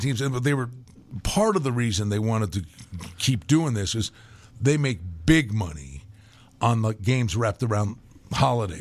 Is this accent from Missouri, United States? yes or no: no; Pennsylvania, United States; accent: Pennsylvania